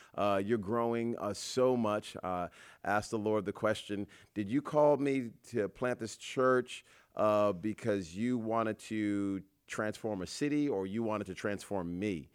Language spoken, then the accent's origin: English; Rhode Island, United States; moved away; I'm just from Rhode Island